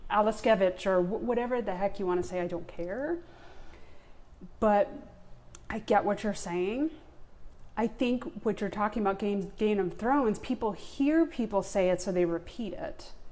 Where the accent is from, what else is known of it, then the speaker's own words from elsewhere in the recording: Long Island, New York, United States; now in Atlanta, United States; So so I was born and raised on Long Island. Right. I mentioned I have no New York accent. I lost it.